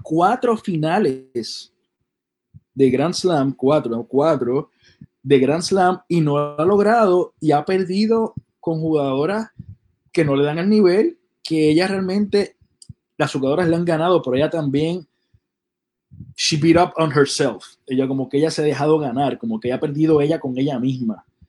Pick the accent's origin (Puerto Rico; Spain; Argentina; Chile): Puerto Rico; nosotros somos de Puerto Rico